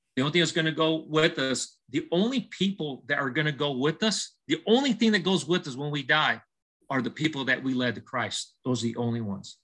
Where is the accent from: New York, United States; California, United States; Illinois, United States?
California, United States; Southern; I was born and raised in Southern California